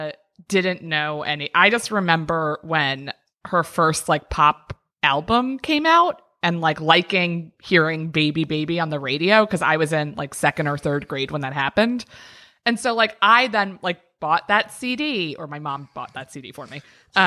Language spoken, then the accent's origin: English; Maryland, United States; Up in Maryland.